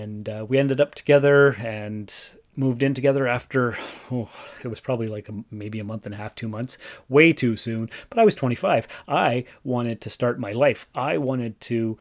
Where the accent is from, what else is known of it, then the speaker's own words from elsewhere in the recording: Sault Ste. Marie, Ontario, Canada; moved away as an adult; also born or lived in North Bay / Timmins; I was born and raised in Sault Ste. Marie, and went to college, university, whatever, in North Bay